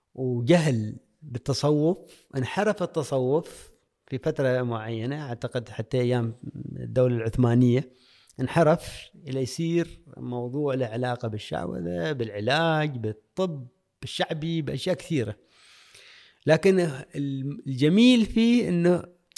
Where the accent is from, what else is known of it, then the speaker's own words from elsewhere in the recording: Al-Musanaah, South Al Batinah, Oman; moved away as an adult; تاريخ الولادة طبعا في ولاية المصنعة آه، الملدة قريتي اللي كثير أحبها